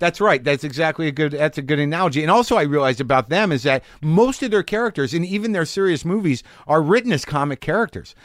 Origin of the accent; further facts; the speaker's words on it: New Mexico, United States; I grew up in it in New Mexico.